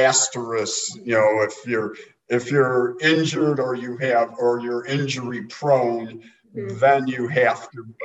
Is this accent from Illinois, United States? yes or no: yes; Chicago, Illinois, United States; from Chicago